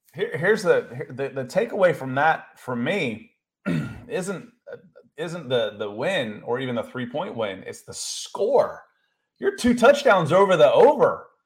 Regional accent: Akron, Ohio, United States; I was born in Akron, Ohio

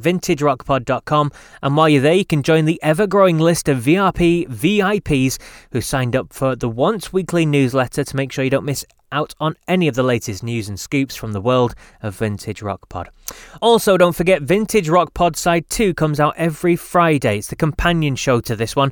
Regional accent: United Kingdom; being British

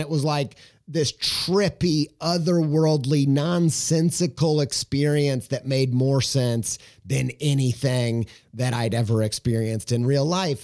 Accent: Southern Indiana, United States; I'm from Southern Indiana

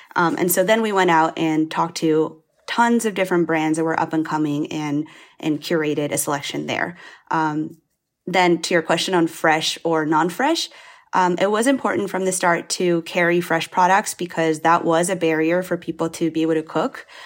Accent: Spain; now in United States; my parents are Chinese, um, but I grew up in Spain

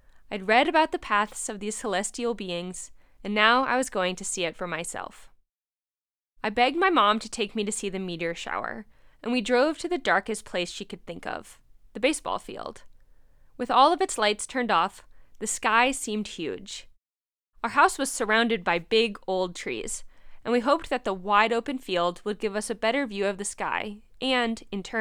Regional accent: New Jersey, United States; moved away as an adult; also born or lived in Bishop, California / Berkeley, California; I was born and raised in New Jersey, just 15 miles east of the hustle and bustle of the Big Apple

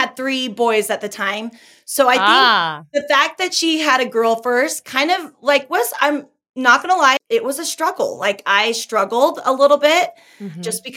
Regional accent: California, United States; now in Utah, United States; I'm originally from California, but I live in Utah now

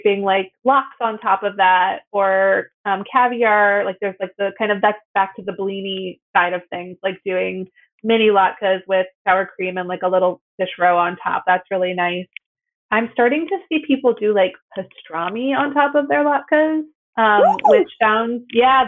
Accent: outside of Chicago, Illinois, United States; I grew up outside of Chicago

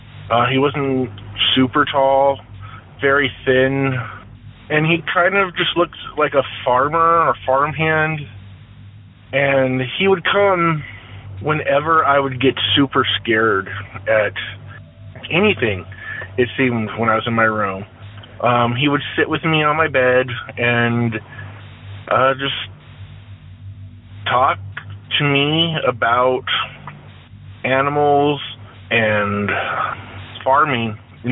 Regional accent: Seattle, Washington, United States; The one I want to tell you about now is when I was a child growing up in the Seattle area.

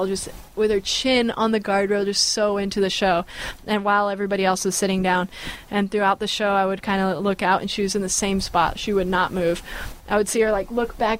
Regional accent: Bay Area, California, United States; I'm from the Bay Area.

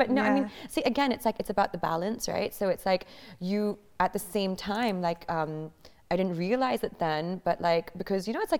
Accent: Bahrain; first language English; So I grew up in Bahrain, in the Middle East. And so the only thing that we spoke at home was English.

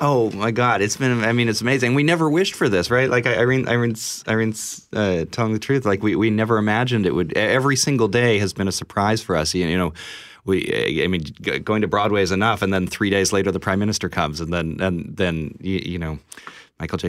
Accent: Saskatchewan, Canada; moved away; I'm, I'm from Saskatchewan originally

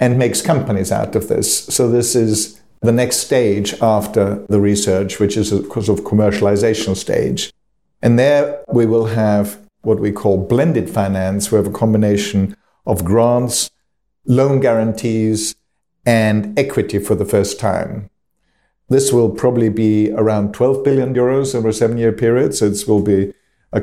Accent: Austria; now in United Kingdom; back in my home country of Austria

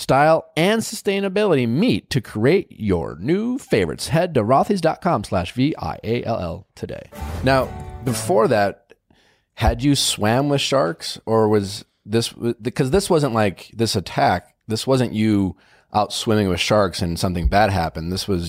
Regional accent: Wisconsin, United States; You can tell I'm from Wisconsin when I say bags.

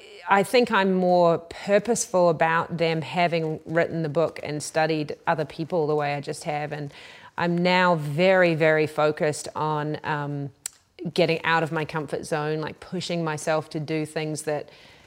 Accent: New Zealand; I come from New Zealand, and we, many people may not know, were the first country in the world to give women the vote.

